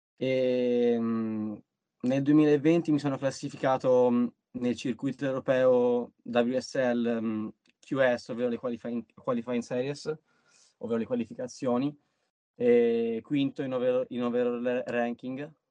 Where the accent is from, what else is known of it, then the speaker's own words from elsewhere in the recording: Pietrasanta, Tuscany, Italy; qua dalle mie parti a, al pontile di Maria di Pietrasanta